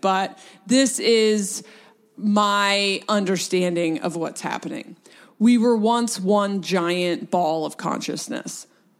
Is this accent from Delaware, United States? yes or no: yes; Delaware, United States; also born or lived in Portland; now in West Coast, United States; I was born in Delaware, and then my mom moved to Portland, so then I spent my life splitting time between Delaware and Portland. So I am a very East West Coaster.